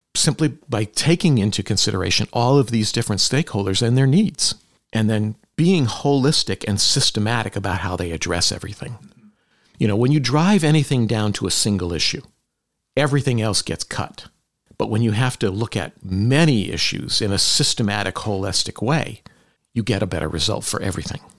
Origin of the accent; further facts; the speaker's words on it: Palmer, Massachusetts, United States; also born or lived in Lenox, Massachusetts; I grew up in Western Massachusetts, mostly in Palmer